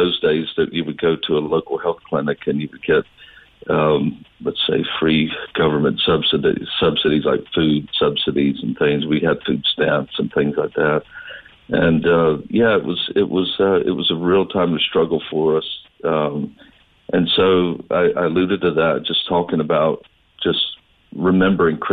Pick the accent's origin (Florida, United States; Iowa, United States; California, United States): Florida, United States; North; also born or lived in Southern Georgia; I grew up in a rural southern town